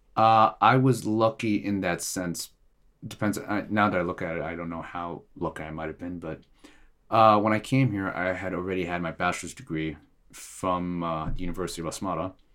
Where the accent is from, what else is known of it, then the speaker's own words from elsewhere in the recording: Eritrea; now in Norway; I am originally from Eritrea